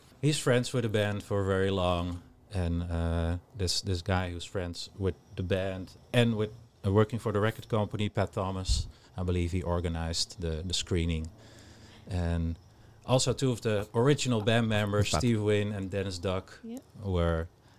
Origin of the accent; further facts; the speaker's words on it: Amsterdam, North Holland, Netherlands; Since I'm originally from Amsterdam.